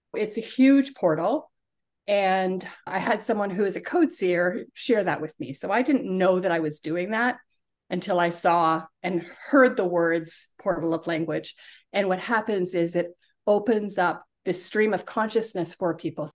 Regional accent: Toronto, Ontario, Canada; I grew up in Toronto, in Canada

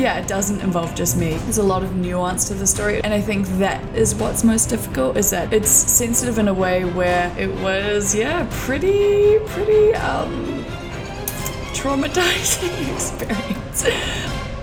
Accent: New Zealand; I grew up in Aotearoa, New Zealand.

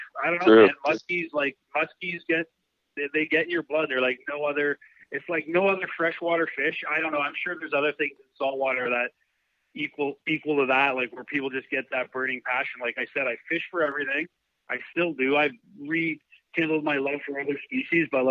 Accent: Burlington, Ontario, Canada; My hometown is Burlington, Ontario

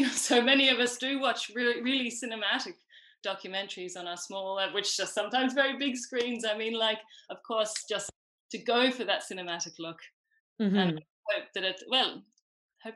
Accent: Australia; moved away as an adult; now in Ireland; I am Australian.

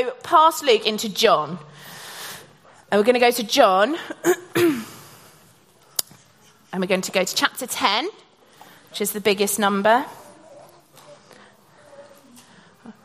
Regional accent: Norfolk, East of England, United Kingdom; I grew up in Norfolk

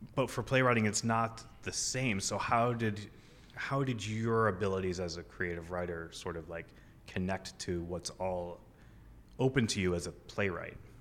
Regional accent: Keene, New Hampshire, United States; moved away as an adult; in my hometown.

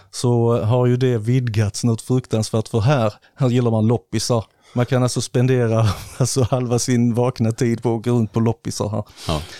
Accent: Slovakia; born there; det är slovakiska grejer, för jag är ju född i Slovakien, så jag har ju lite rötter där.

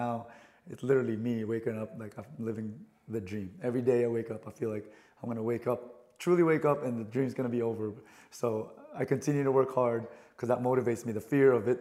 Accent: Philippines; moved away; I'm an immigrant from the Philippines, right? I was born and raised there

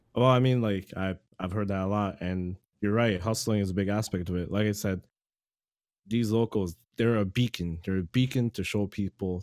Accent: Toronto, Ontario, Canada; I'm from Toronto, Canada

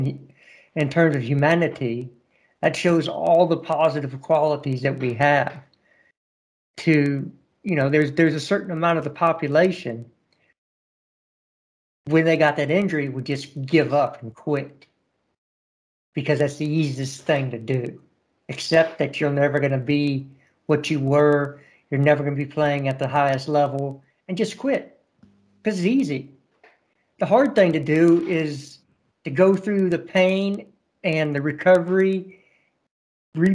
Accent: United States; I'm an American and we love the underdog story

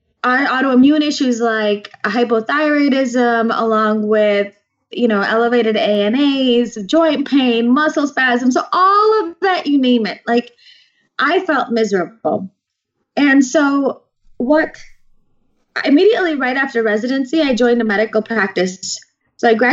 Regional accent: Naperville, Illinois, United States; I was born and raised in Naperville, Illinois

